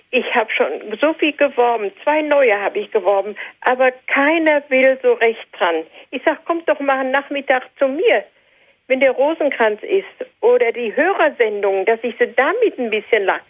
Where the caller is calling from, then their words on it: North Rhine-Westphalia, Germany; Ich komme hier oben aus dem Sauerland und möchte auch Ihnen herzlich danken für die schönen Sendungen.